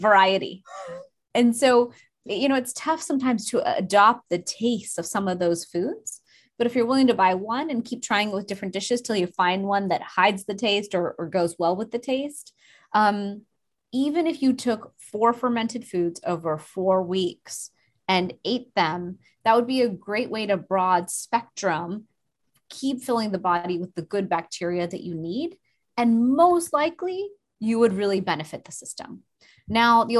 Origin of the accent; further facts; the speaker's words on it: India; I'm Indian